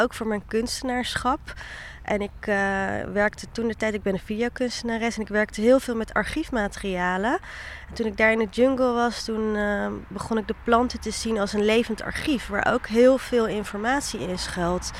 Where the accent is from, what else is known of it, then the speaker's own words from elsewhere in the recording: The Hague, South Holland, Netherlands; also born or lived in Rotterdam; ik kom uit Den Haag